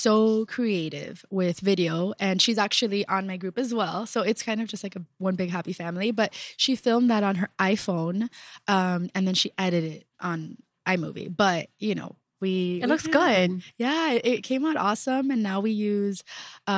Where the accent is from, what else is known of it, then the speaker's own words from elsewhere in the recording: Miami, Florida, United States; I'm originally from Little Havana